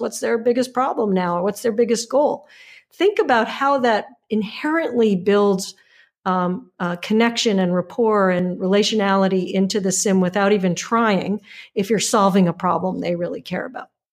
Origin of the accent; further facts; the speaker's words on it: United States; as an American